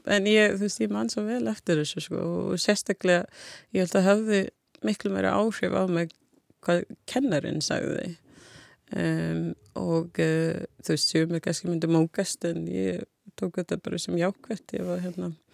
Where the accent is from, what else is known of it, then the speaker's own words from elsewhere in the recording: Jamaica; Icelandic is a second language; moved away as an adult; now in Iceland; ég bara var fætt og ólst upp þar og hérna uh, ég flutti til Íslands uh, þegar ég var 18 ára